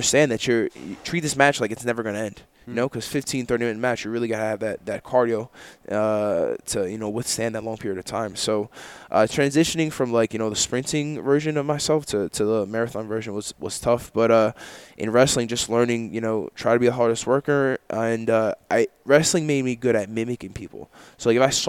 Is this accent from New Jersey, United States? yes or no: yes; New Jersey, United States; I grew up in Jersey